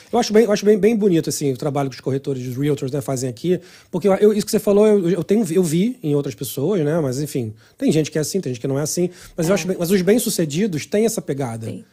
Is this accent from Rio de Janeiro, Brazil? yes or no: yes; Rio de Janeiro, Brazil; Eu sou do Rio